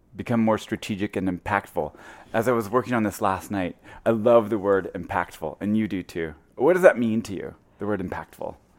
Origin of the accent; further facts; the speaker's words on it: Missouri, United States; I'm from Missouri, a very small little town.